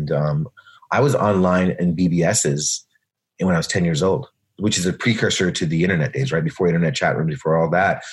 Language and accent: English; Louisville, Kentucky, United States; also born or lived in Mumbai, India; we moved from Bombay, India, all the way to Louisville, Kentucky